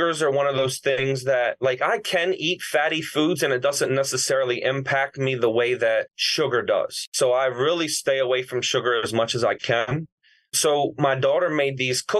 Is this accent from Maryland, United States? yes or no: yes; Baltimore, Maryland, United States; I grew up in Baltimore